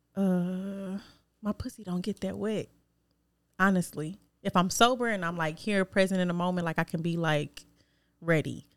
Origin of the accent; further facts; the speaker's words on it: Detroit, Michigan, United States; Not from Joy Road, but I'm from Detroit